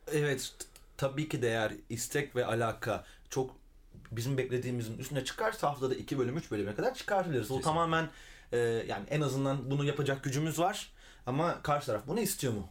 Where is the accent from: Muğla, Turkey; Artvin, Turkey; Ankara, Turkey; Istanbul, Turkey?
Muğla, Turkey; Milas; moved away as an adult; also born or lived in Fethiye; now in Izmir, Turkey; Milas'ta doğdum büyüdüm.